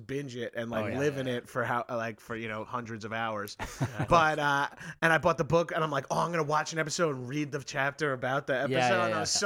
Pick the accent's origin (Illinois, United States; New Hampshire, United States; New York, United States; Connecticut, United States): New York, United States; Long Island; I grew up on Long Island